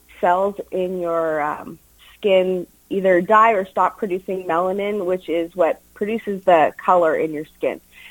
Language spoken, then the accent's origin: English; Steinbach, Manitoba, Canada; I grew up in Steinbach.